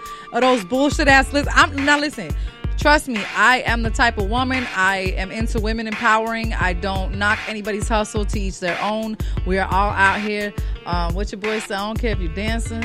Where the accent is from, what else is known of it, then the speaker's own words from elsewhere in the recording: Chicago, Illinois, United States; I'm from Chicago.